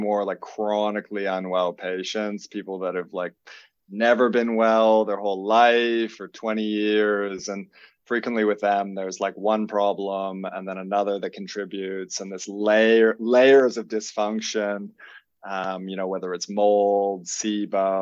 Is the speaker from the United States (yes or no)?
no; Canada; moved away as an adult; also born or lived in Melbourne, Australia; now in Byron Bay, Australia; I am Canadian, originally born. I've been in Australia for 20 plus years. Came over as a traveler